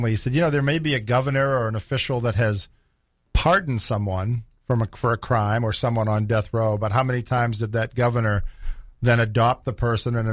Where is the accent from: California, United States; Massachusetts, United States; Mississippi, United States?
Massachusetts, United States; Boston; accent: Boston; my Boston accent.